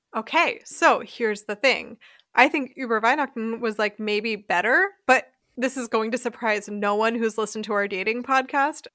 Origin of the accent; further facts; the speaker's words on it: United States; now in Germany; U S Christmas is kind of the worst in most ways, but it's what I grew up